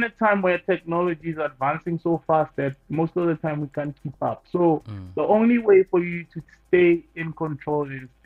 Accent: South Africa; born or raised there

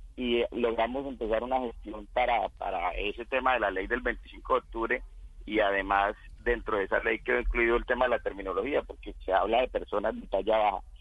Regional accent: Casanare, Colombia; born or raised there; moved away

